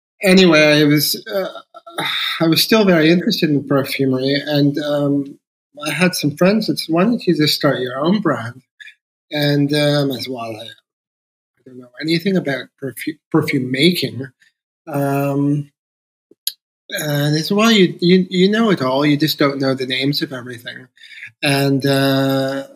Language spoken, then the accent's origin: English; Toronto, Ontario, Canada; moved away as an adult; also born or lived in London; now in Netherlands; I grew up in Toronto, Canada, and I found Toronto to be really boring at the time